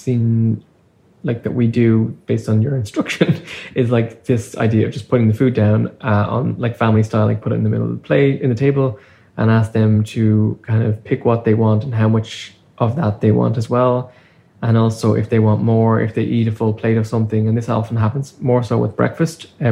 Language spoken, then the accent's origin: English; Ireland; now in Canada; I grew up in Ireland